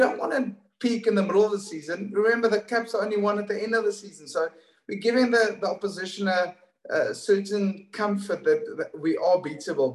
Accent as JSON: {"language": "English", "country": "South Africa", "also_born_or_lived": "United Kingdom", "moved": "as an adult", "said": "as a South African playing in the UK for 10 years"}